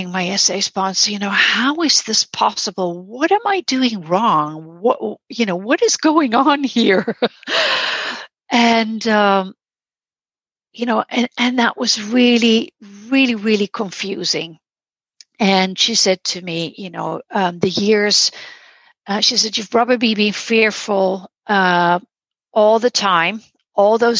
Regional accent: Netherlands; I'm from the Netherlands.

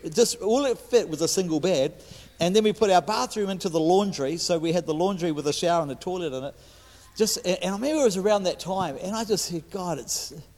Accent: New Zealand; I'm a Kiwi

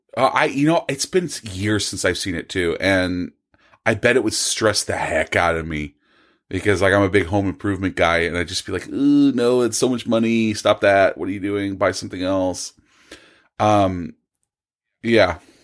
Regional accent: Bakersfield, California, United States; I am also from Bakersfield.

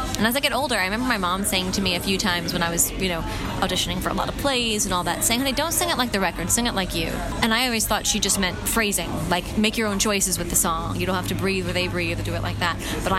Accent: New York, United States; People are like, where'd you grow up? Like, I thought you grew up in New York. I said, I did.

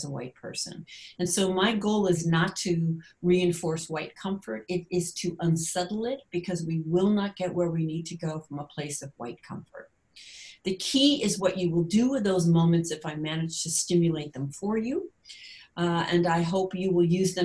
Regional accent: United States; as an American or North American

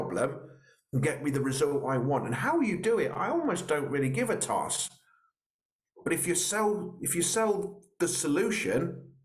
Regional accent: Royal Berkshire, South East England, United Kingdom; I'm from Royal Berkshire, so I'm a little bit posh

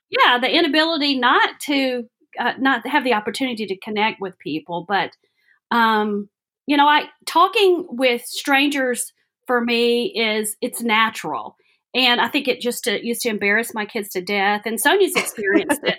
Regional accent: Alabama, United States; moved away as an adult; now in Johnson City, United States; I grew up in Alabama, went to the University of Alabama

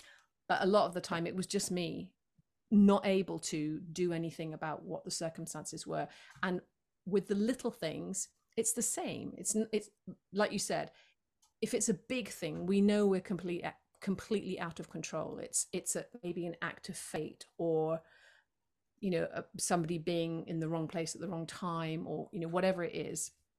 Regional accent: United Kingdom; you know, I'm a Brit, so obviously we resent the weather.

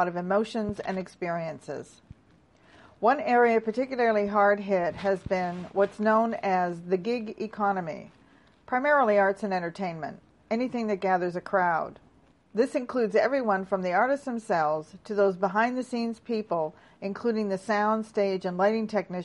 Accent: Toronto, Ontario, Canada; my hometown of Toronto and surrounding area

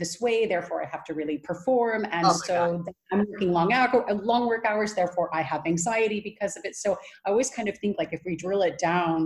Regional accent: California, United States; now in Netherlands; I'm originally from California.

